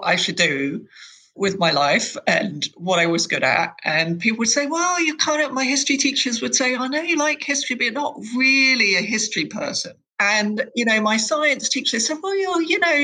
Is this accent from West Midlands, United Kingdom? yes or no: no; London, United Kingdom; grew up in West London, in Hounslow, Chiswick.